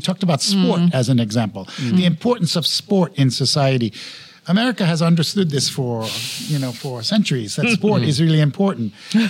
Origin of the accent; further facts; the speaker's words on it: New York, United States; also born or lived in San Francisco; now in Singapore; I was born in New York, but I've lived in San Francisco for more than 30 years.